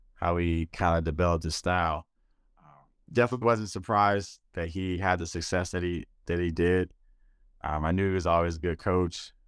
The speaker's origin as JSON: {"language": "English", "town": "Detroit", "region": "Michigan", "country": "United States", "tie": "born or raised there", "also_born_or_lived": "Jerusalem / Germany", "moved": "as an adult", "said": "the Detroit Pistons, my hometown team, team I grew up watching"}